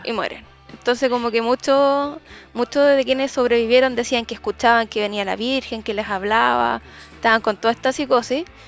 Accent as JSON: {"language": "Spanish", "country": "Chile", "said": "los chilenos nos caracterizamos"}